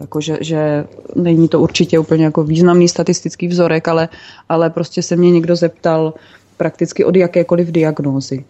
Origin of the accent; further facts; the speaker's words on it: Brno, South Moravian Region, Czechia; moved away as an adult; now in Central Bohemia, Czechia; jsem byla původně z Brna